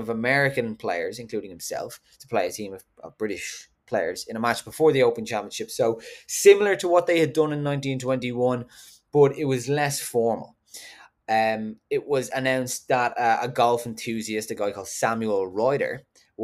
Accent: County Wicklow, Ireland; I'm from Wicklow

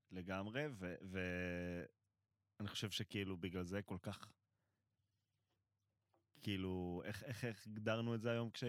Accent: Israel; now in Tel Aviv, Israel; אני, אני גר במרכז תל אביב, עובד במרכז תל אביב, הדרך שלי לעבודה זה דרך שהיא אמורה לקחת, אני רגיל, גדלתי בקיבוץ, ואני רגיל לנסוע באופניים לפי המרחק, לא לפי התנועה.

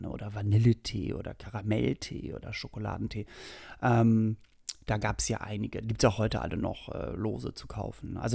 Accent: Hamburg, Germany; Also, und es gab bei uns in Hamburg-Langhorn, was nämlich nicht weit, wie gesagt, von Norderstedt war, gab es das Skateland.

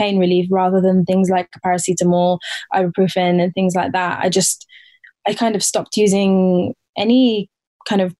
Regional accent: Portsmouth, South East England, United Kingdom; I grew up in England. I grew up in the south coast of England in Portsmouth

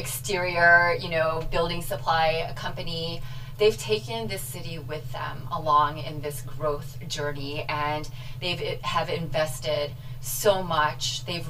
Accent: Beloit, Wisconsin, United States; also born or lived in St. Louis, Missouri; the thought of moving up north to Wisconsin, like, I remember breaking down and crying.

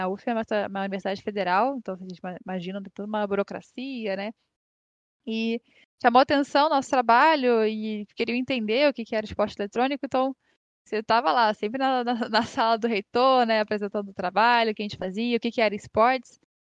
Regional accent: Rio de Janeiro, Brazil; Eu sou daqui do Rio

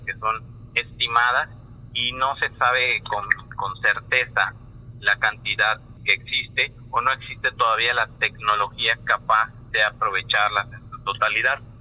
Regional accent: Mexico; como mexicanos

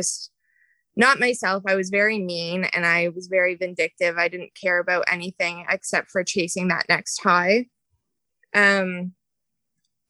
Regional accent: Ontario, Canada; I grew up in Ontario, Canada

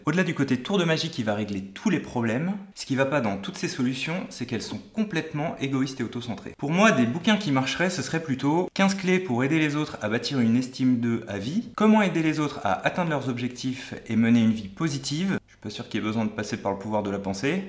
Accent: Portugal; moved away; Quand j'étais petit, j'habitais au Portugal

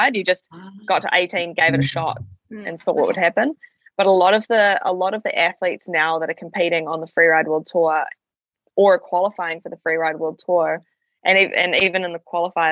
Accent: Ohakune, Manawatū-Whanganui, New Zealand; I grew up in Owakuni, which is on the southern ski field, so Tiroa

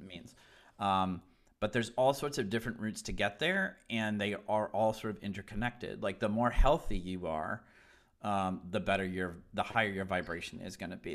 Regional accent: Southern Maine, United States; I grew up in Southern Maine

